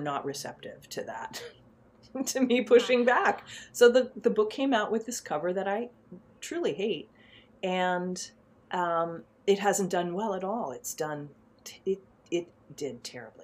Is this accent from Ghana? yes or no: no; New York City, New York, United States; I grew up in Manhattan in the 70s